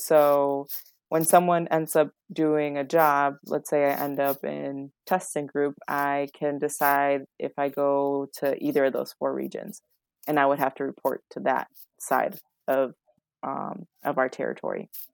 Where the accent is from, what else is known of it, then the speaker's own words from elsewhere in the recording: West Chicago, Illinois, United States; It's a great town, I love it, it's my hometown